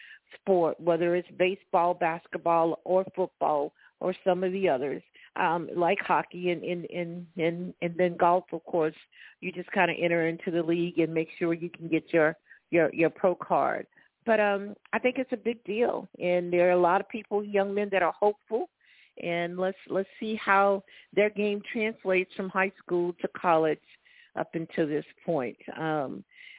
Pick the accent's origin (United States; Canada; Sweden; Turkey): United States; Florida; now in Columbia, United States; born and raised in Florida, now living in Columbia, South Carolina